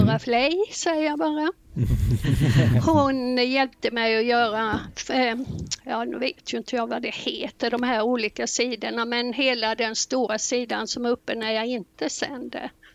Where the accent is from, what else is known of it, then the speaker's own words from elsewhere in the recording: Blekinge, Sweden; moved away as an adult; now in Vänersborg, Sweden; vi flyttade ner från Blekinge där jag bott i 63 år upp till mm. Vänersborg då, så här har vi bott fyra år